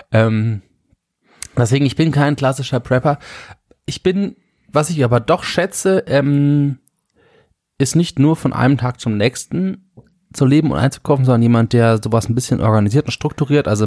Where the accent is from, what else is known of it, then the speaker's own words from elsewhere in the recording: Germany; ist Heimat nicht, ich bin Deutscher